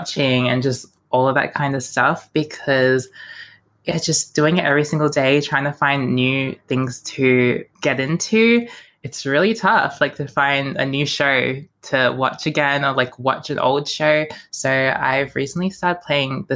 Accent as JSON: {"language": "English", "town": "Melbourne", "region": "Victoria", "country": "Australia", "tie": "born or raised there", "said": "growing up in Melbourne"}